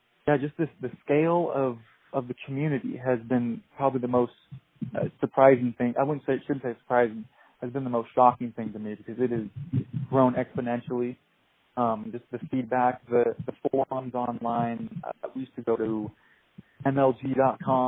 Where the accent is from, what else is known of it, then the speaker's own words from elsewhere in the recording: Washington, United States; moved away as an adult; now in Boise, United States; I am actually from Washington State. I just moved to Boise about 6 months ago